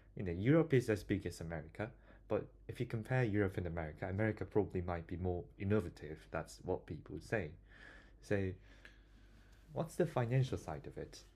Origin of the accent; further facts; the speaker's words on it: South Korea; now in Bristol, United Kingdom; I'm from South Korea